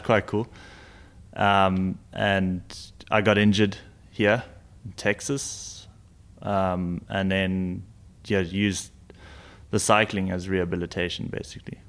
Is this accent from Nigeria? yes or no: no; South Africa; being a South African